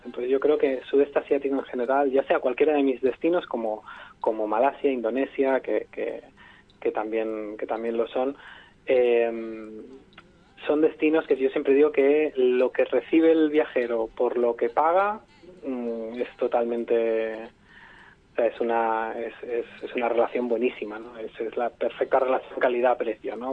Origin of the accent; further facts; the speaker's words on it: Barcelona, Catalonia, Spain; moved away as an adult; now in Vietnam; Yo soy de Barcelona